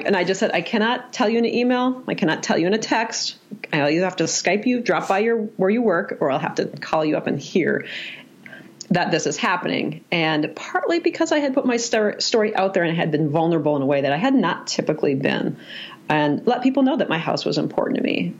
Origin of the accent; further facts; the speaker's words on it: Minnesota, United States; I am from Minnesota